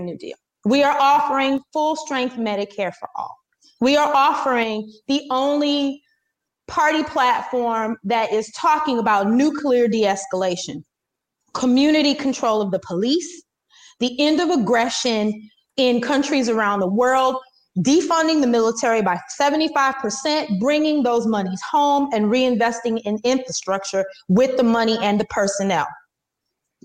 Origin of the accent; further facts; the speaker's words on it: Wisconsin, United States; my home state of Wisconsin